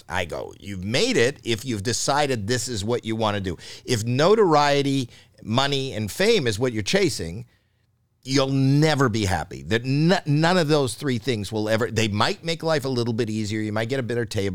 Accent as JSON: {"language": "English", "country": "Canada", "moved": "yes", "lives_now": "United States", "said": "I'm Canadian"}